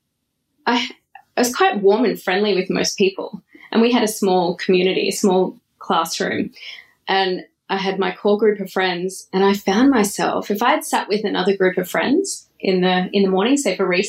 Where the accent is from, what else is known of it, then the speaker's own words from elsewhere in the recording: Brisbane, Queensland, Australia; I grew up in Brisbane